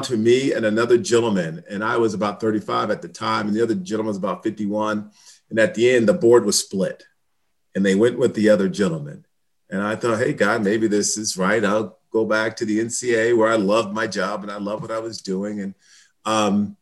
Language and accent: English; Hillside, New Jersey, United States; I'm from New Jersey, Hillside, New Jersey, and it's a community right near Newark, New Jersey